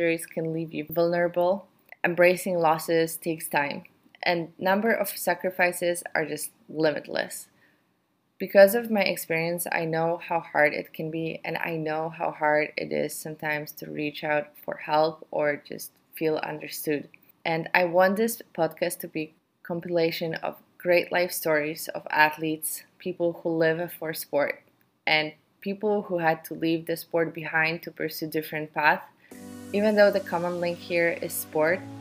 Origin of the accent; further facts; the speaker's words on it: Warsaw, Masovian Voivodeship, Poland; I'm from Poland. I grew up in Warsaw.